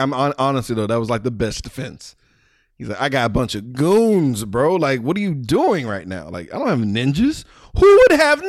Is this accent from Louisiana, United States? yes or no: yes; New Orleans, Louisiana, United States; I'm from New Orleans, nigga.